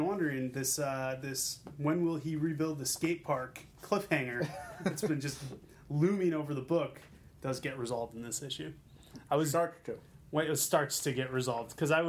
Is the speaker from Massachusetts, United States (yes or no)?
yes; Boston, Massachusetts, United States; I'm from Boston.